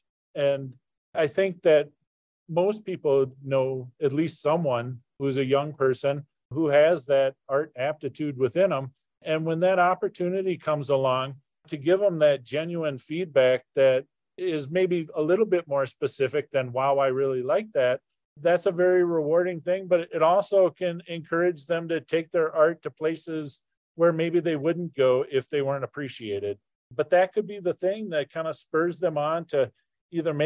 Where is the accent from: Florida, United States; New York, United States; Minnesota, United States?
Minnesota, United States; Minneapolis–Saint Paul; originally I'm from Minnesota, and I grew up in the Twin Cities back in the 80s.